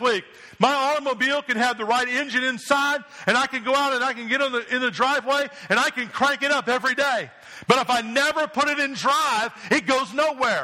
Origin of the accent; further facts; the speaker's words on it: New Jersey, United States; moved away; I grew up in New Jersey